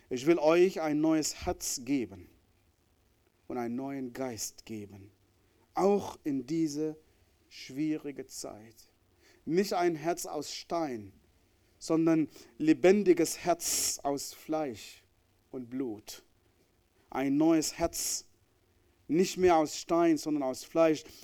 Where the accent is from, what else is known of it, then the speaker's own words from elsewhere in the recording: Northern, Sudan; born there; Wie ich am Anfang gesagt habe, ich bin im Nordsudan geboren, in diese, diese islamische Gesellschaft, wo ich Menschen gehasst habe.